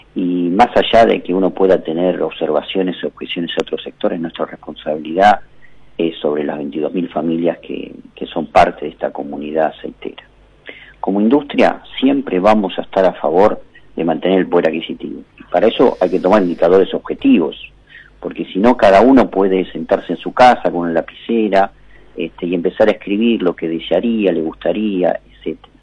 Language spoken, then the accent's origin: Spanish; Argentina; todos nosotros como ciudadanos argentinos